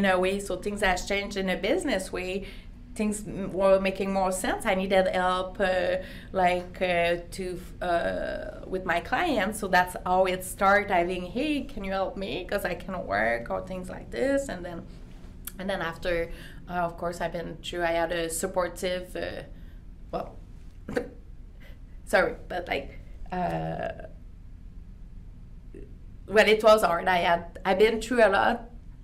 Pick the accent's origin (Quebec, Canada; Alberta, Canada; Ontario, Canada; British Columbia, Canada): Quebec, Canada; Quebec City; first language French; English is a second language; moved away as an adult; now in Calgary, Canada; I'm from French community. My English wasn't our first language or at all, you know. When I learned English at school, that was ananas, not pineapple, you know? So I had to get out of Quebec City at the time